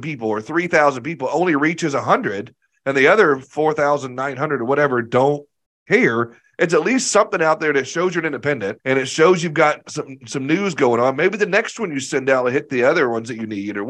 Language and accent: English; Arkansas, United States; I think I'm from Arkansas